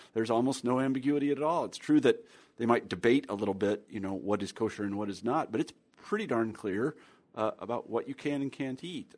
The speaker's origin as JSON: {"language": "English", "region": "Midwest", "country": "United States", "tie": "born or raised there", "said": "growing up in the Midwest"}